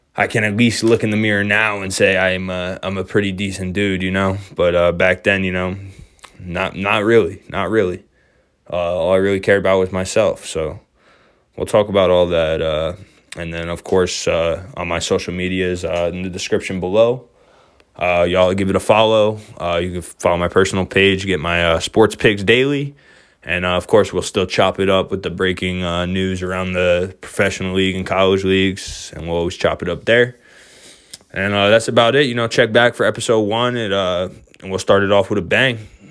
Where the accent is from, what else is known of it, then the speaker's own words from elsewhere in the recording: New York, United States; born and raised in New York State